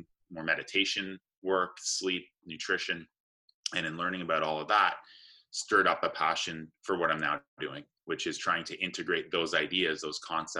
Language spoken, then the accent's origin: English; Canada; also born or lived in Johannesburg, South Africa; I was raised in Canada. I actually was born in Johannesburg, South Africa. My parents left there when I was about 3 months old, and they moved to Canada.